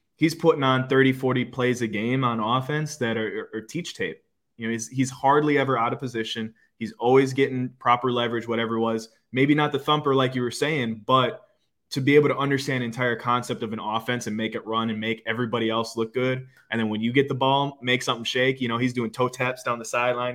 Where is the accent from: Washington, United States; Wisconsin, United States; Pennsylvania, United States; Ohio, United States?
Wisconsin, United States; Green Bay; moved away as an adult; now in Fort Lauderdale area, United States; growing up in Green Bay